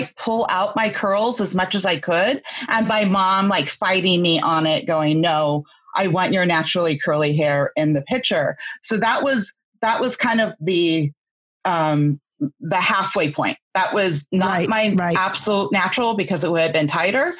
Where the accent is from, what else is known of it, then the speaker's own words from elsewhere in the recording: West Coast, United States; I grew up on the West Coast